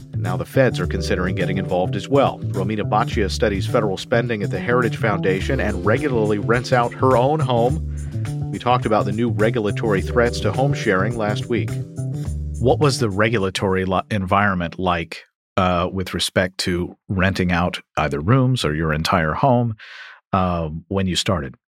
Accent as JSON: {"language": "English", "town": "Louisville", "region": "Kentucky", "country": "United States", "tie": "born or raised there", "said": "my hometown of Louisville, Kentucky"}